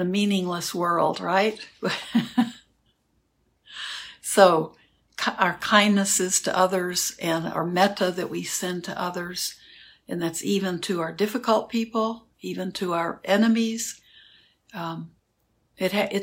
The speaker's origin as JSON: {"language": "English", "town": "Houston", "region": "Texas", "country": "United States", "tie": "born or raised there", "moved": "yes", "said": "I grew up in Houston"}